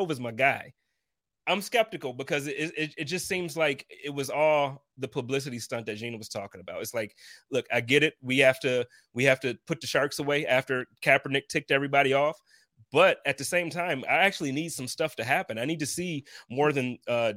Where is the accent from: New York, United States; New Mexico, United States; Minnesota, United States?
New York, United States; Buffalo; I'm not from Brooklyn, but I promise you, the east side of Buffalo is a whole lot like it